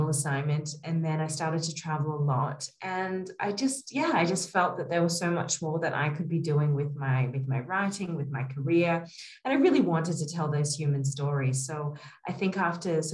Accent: Australia; moved away as an adult; also born or lived in New York, United States; now in Kabul, Afghanistan; I was born and raised in Australia and in small country towns

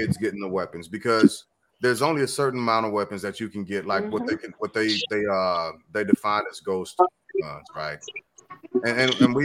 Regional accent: St. Louis, Missouri, United States; growing up in St. Louis

